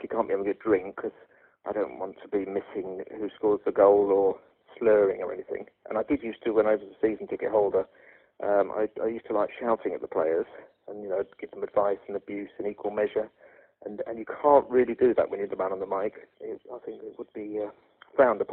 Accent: London, United Kingdom; I grew up in East London. Grew up in Clay Hall, sort of near South Woodford

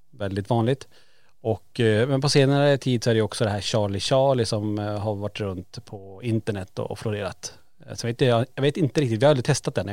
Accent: Kiruna, Norrbotten County, Sweden; det var ju en central punkt i Kiruna, en, en som låg på Lombolområdet där vi är uppvuxna.

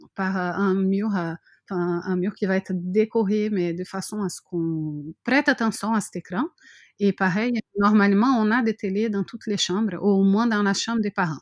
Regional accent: Brazil; French is a second language; moved away as an adult; also born or lived in France; now in Montpellier, France; mon pays natal

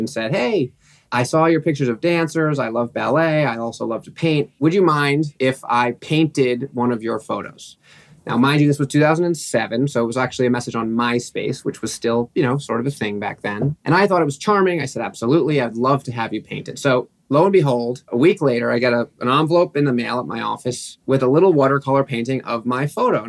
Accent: New York City, New York, United States; I grew up in New York City

